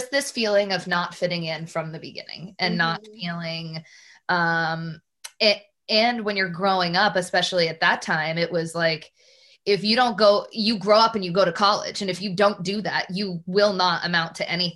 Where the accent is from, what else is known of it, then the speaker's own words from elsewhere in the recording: Newburyport, Massachusetts, United States; I grew up in Newburyport, Massachusetts